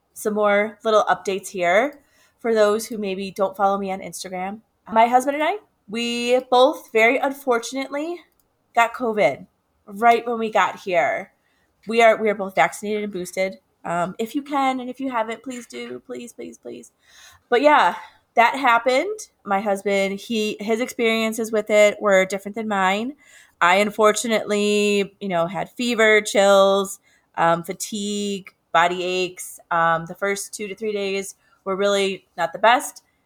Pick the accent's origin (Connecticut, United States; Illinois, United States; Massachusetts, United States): Illinois, United States; Chicago; moved away as an adult; now in Albuquerque, United States; my hometown of Chicago